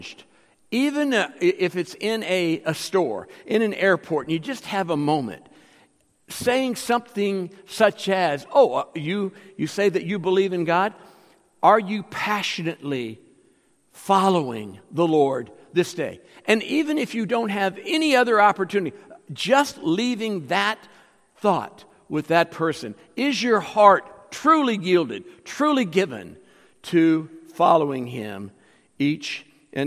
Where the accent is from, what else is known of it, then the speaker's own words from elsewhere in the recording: United States; I'm an American